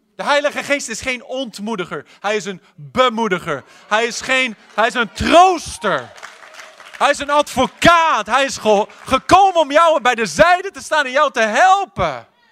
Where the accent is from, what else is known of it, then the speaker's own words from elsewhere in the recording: Netherlands; wij als Hollanders